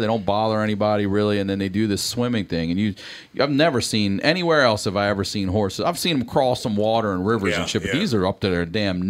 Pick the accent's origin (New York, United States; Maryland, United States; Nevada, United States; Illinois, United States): Maryland, United States; Baltimore; accent: Baltimore; I definitely have an accent only because so many people have said that. But a real Baltimore accent, like you swallow your L's, you drag home.